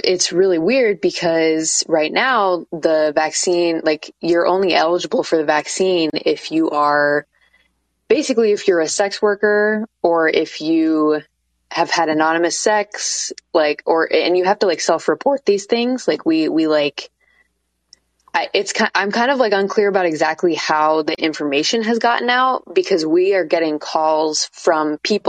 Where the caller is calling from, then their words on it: Portland, Oregon, United States; Yeah, I'm calling from Portland, Oregon.